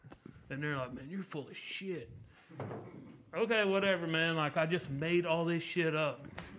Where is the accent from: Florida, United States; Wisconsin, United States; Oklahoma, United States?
Oklahoma, United States; Tulsa; I grew up in West Tulsa, and I had older people in my neighborhood that didn't have jobs